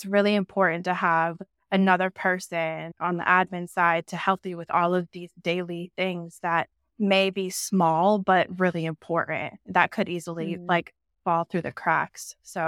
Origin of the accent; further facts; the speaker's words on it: Denver, Colorado, United States; now in Jacksonville, United States; So yeah, I live in Jacksonville, Florida. I'm originally from Denver, but I started pet sitting in Miami when I was 20.